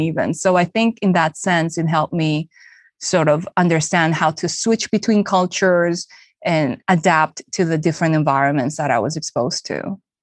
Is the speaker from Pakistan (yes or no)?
no; Santa Cruz, Bolivia; moved away as an adult; also born or lived in Japan / South Korea; now in United States; My parents are Korean, but I was raised in Santa Cruz, Bolivia